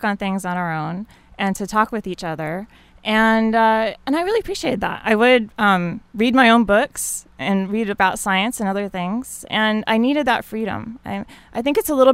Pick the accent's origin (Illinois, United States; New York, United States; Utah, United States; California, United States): Utah, United States; I grew up in Utah, and so we spent a lot of times outdoors